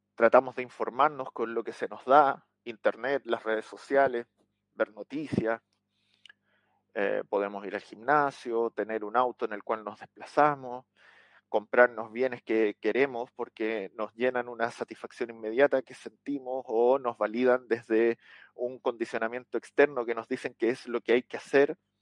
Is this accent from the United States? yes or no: no; Chile; acá en Chile, en mi país.